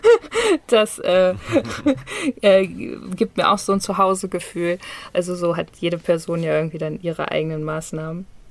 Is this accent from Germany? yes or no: yes; Hanover, Lower Saxony, Germany; moved away as an adult; now in Bali, Indonesia; nicht nur meine Wahlheimat, sondern auch meine ähm, tatsächliche Heimat. Also ich bin in Hannover geboren